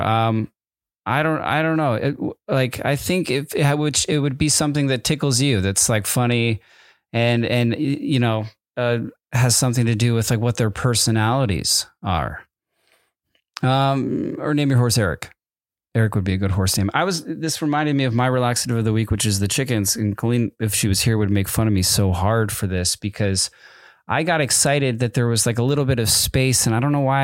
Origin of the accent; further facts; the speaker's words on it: Connecticut, United States; also born or lived in Southern California; now in California, United States; I'm in Connecticut and I'm in sixth grade